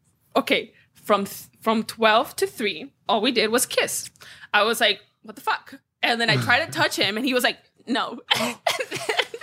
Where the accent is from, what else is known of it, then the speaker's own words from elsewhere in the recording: Venezuela; I am from Venezuela